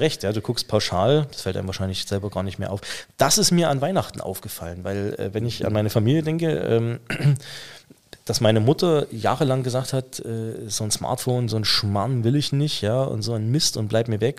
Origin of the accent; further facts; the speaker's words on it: the East, eastern Germany, Germany; moved away; Wir kommen ja beide aus dem Osten